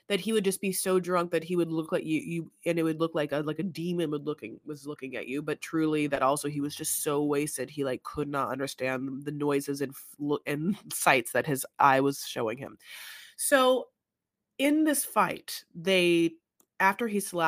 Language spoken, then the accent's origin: English; Newport Beach, California, United States; now in Los Angeles, United States; I grew up in Newport